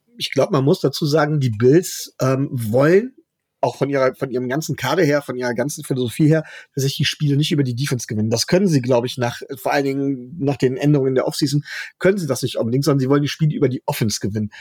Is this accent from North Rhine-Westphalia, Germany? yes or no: yes; Mönchengladbach, North Rhine-Westphalia, Germany; ich komme aus Mönchengladbach